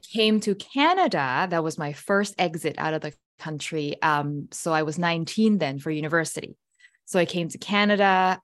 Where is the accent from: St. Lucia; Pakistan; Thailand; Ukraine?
Thailand; I was born and raised in Thailand